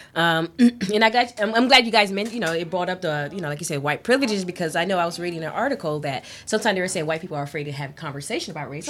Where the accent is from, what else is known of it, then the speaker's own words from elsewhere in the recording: Miami, Florida, United States; growing up in in you know Miami here